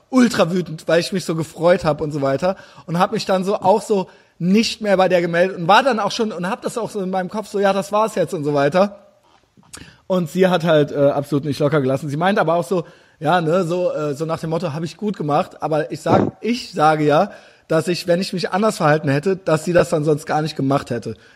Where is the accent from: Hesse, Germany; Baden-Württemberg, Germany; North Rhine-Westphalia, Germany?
North Rhine-Westphalia, Germany; Düsseldorf; nee, nee, ich habe da nur studiert, so, ich äh, bin aus Düsseldorf.